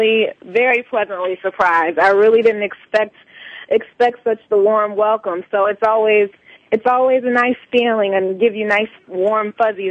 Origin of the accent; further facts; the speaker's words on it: Columbia, South Carolina, United States; also born or lived in Orangeburg; Orangeburg is small. So I was born in Orangeburg, but I grew up in Columbia, South Carolina.